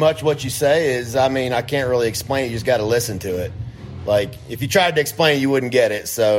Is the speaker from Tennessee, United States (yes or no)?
yes; Nashville, Tennessee, United States; I grew up in Nashville, so obviously I grew up around country music constantly.